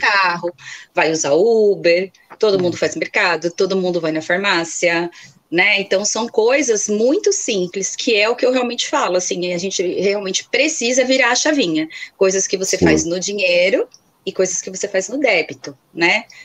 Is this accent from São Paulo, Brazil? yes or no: yes; Guarulhos, São Paulo, Brazil; Eu sou aqui da Grande São Paulo, mais precisamente da cidade de Guarulhos, pertinho aqui do aeroporto